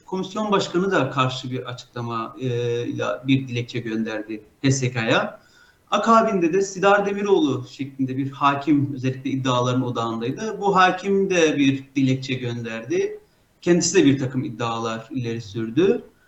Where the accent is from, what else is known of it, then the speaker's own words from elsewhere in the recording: Mardin, Turkey; Mardinliyim, İstanbul Üniversitesi Hukuk Fakültesi mezunuyum